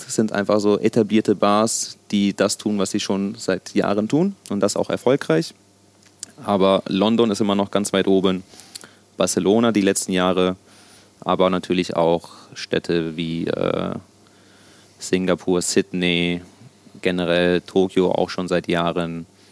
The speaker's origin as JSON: {"language": "German", "country": "Germany", "tie": "born or raised there", "also_born_or_lived": "Sicily, Italy", "first_language": "Sicilian", "said": "dass ich äh, mein ganzes Leben in Deutschland äh, verbracht habe und hier aufgewachsen bin, natürlich auch irgendwo Deutsch"}